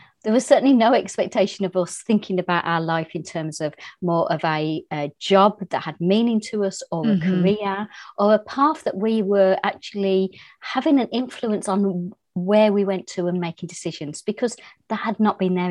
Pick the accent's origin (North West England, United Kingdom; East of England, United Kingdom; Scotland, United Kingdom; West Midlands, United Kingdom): West Midlands, United Kingdom; Birmingham; moved away as an adult; also born or lived in Ireland; now in Oxfordshire, United Kingdom; I was brought up in Birmingham, which is the second city of England